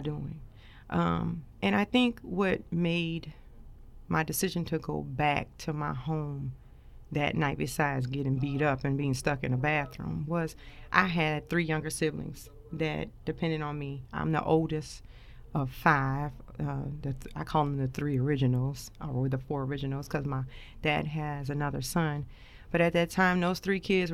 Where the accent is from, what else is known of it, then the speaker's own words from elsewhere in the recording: New Orleans, Louisiana, United States; now in Dover, United States; I grew up in New Orleans, Louisiana, kind of born Charity Hospital, if anybody know what that is, out there in New Orleans, they know.